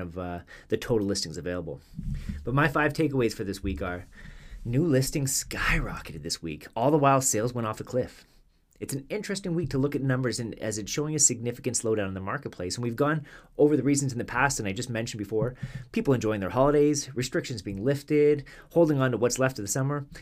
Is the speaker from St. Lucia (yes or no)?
no; Canada; as a Canadian